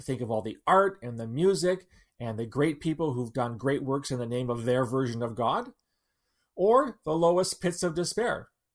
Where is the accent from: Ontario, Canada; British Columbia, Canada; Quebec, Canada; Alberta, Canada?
Ontario, Canada; London; my hometown in London, Ontario